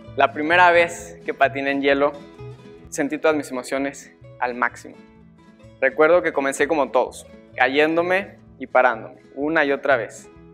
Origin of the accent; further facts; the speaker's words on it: Mexico; como mexicanos